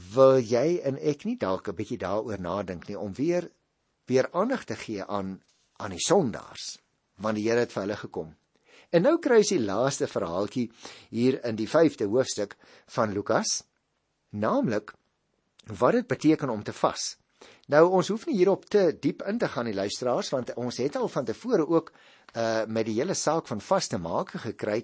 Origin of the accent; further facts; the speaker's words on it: Paarl, Western Cape, South Africa; ek kom ook daar uit die Boland, ek het daar groot geword in die Parel